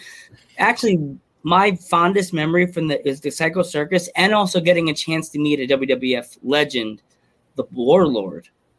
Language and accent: English; Iowa, United States; I'm a mixed variety because I grew up in Central Iowa.